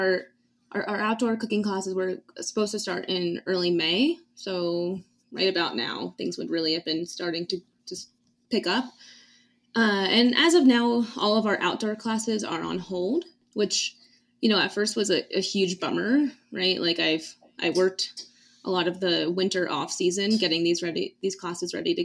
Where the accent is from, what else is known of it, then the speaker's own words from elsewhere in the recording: East Coast, United States; now in New Mexico, United States; I'm from the East Coast